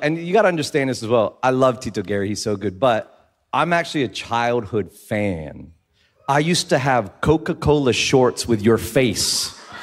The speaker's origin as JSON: {"language": "English", "country": "Philippines", "said": "I'm I'm from the Philippines. I live there"}